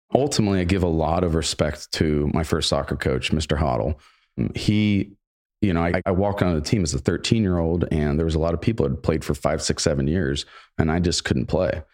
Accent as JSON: {"language": "English", "town": "Granville", "region": "Ohio", "country": "United States", "said": "I ended up going to the local O S U branch my first year out of high school, worked full-time, went to college full-time, got on the dean's list just by, honestly, from the Granville education"}